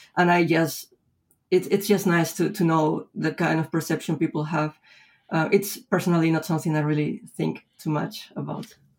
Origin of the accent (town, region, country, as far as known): Lima, Peru; born or raised there; moved away as an adult; now in Spain